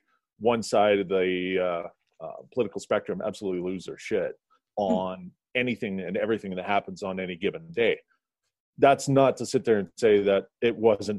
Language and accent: English; Canada; as a Canadian and on the opposite side of the continent